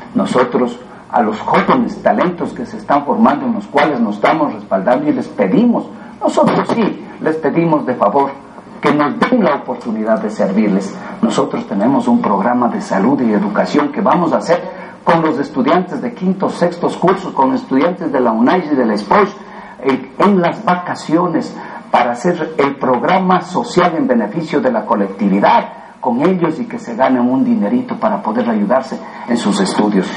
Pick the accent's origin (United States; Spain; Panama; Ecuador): Ecuador; Chambo, Chimborazo; cantonicé a mi pueblo de Chambo y fui el primer alcalde de Chambo